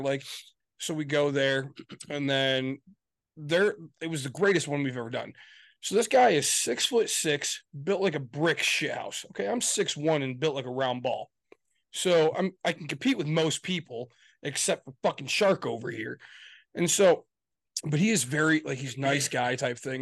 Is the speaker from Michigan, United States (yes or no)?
yes; Michigan, United States; We're from Michigan